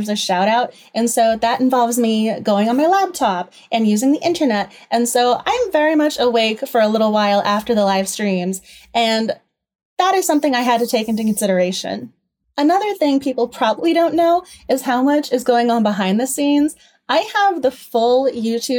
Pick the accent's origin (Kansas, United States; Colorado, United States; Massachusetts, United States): Massachusetts, United States; moved away as an adult; now in Washington, DC, United States; I'm originally from Massachusetts. I've been living in DC for a long time now